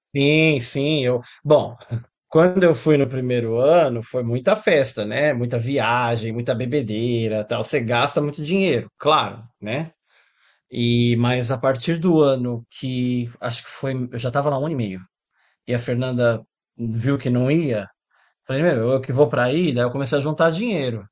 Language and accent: Portuguese; Brazil; moved away as an adult; also born or lived in São Paulo, Brazil / Dubai, United Arab Emirates; Eu estava procurando uma mudança, saí do Brasil, isso foi 2007